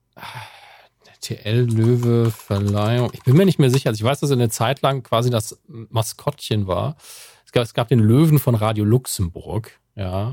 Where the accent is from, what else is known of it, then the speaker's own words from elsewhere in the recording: Germany; als Deutscher bei Amazon